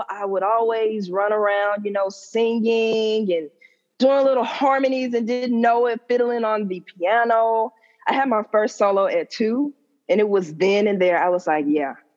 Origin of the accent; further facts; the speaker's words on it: Birmingham, Alabama, United States; I'm from Birmingham, Alabama, born, bred, and raised.